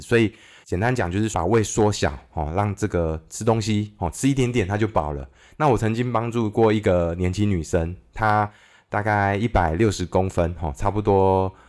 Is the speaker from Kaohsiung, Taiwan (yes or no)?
yes; Kaohsiung, Taiwan; also born or lived in Taipei; 我是高雄出生的小孩嘛，然后后来 那个，呃，家里有一些状况之后，我父母离， 离婚之后，我就到搬到台北去住了。那我的国小是在台北长大的。那我爸爸本身也是高雄人。那我国小毕业之后，他又帮我搬回这个高雄住。所以我的国中、高中也都是在高雄度过